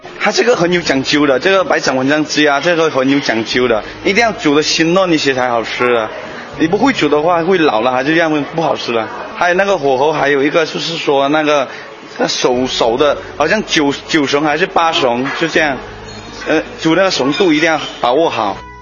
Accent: Wenchang, Hainan, China; 所以我们老家那条街以前的时候也叫沿江街，现在也叫沿江街

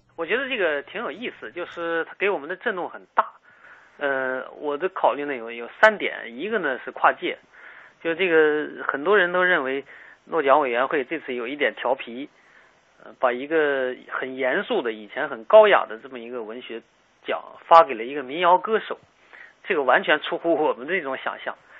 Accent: China; 我们中国人经常看不起现代新诗

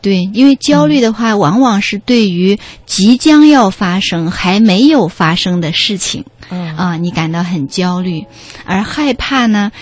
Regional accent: China; 我们中国人

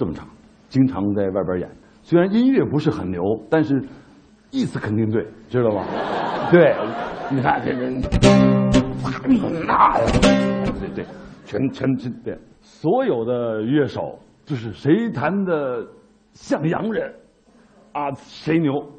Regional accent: China; 它有中庸的性格，这就是我们中国人的性格，这也是我们古人的智慧。

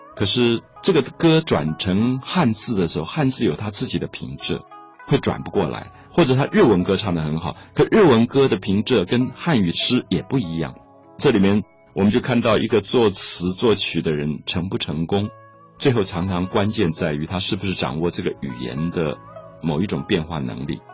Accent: Taiwan; 我来自台湾

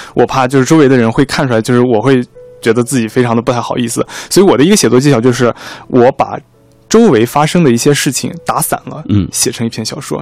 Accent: Tacheng, Xinjiang, China; moved away; 我的家乡是就是新疆塔城

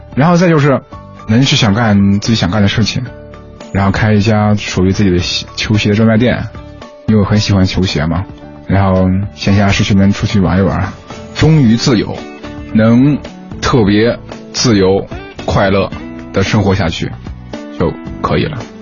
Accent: Lanzhou, Gansu, China; 我们那边呢，就是兰州嘛，兰州它是说话会更嗯。不分前后鼻音

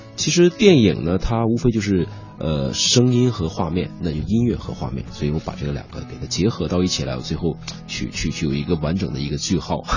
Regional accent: China; moved away; also born or lived in United Kingdom; 其实我们中国人在脑子里都可以心算出来

